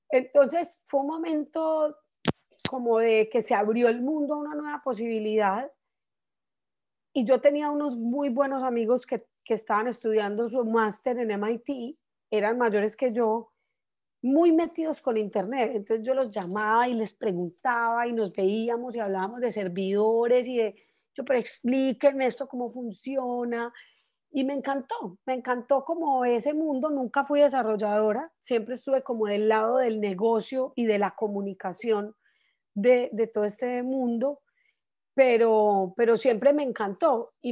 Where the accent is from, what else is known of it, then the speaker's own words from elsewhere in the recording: Colombia; now in United States; yo llegué a Estados Unidos de Colombia en un momento muy especial acá.